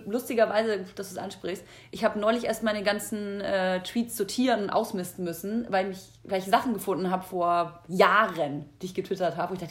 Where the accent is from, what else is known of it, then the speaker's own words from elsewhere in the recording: Bavaria, Germany; born there; Würzburg, ja, man kenn kennt Würzburg. Ist in der Nähe davon da, wo ich geboren bin.